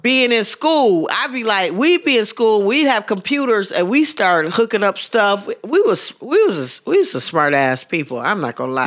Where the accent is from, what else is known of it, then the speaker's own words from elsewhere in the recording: Pittsburgh, Pennsylvania, United States; accent: Pittsburgh; moved away; my Pittsburgh accent